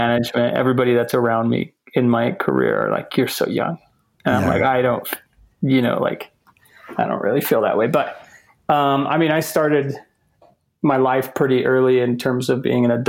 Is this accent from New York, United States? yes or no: no; rural Washington State, United States; moved away as an adult; also born or lived in Utah / Dominican Republic; I moved to Utah for college. I'm a Washington boy. I grew up in Washington State, rural Washington.